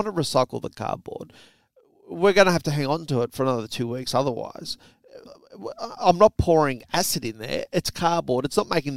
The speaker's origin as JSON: {"language": "English", "country": "Australia", "also_born_or_lived": "New South Wales", "said": "We're Aussie blokes"}